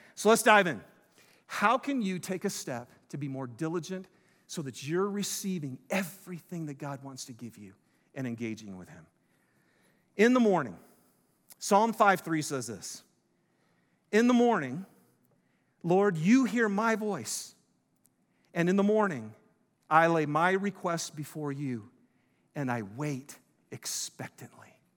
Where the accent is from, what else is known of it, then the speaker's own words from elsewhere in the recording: Detroit, Michigan, United States; I'm from Detroit